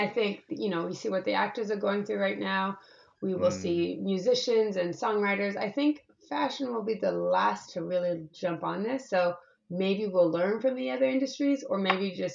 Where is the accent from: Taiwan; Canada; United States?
Canada; moved away; I'm Canadian